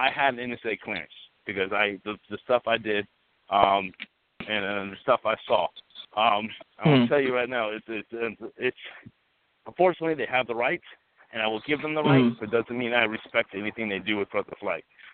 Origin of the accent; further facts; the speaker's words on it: the South, United States; I was born and raised here in the South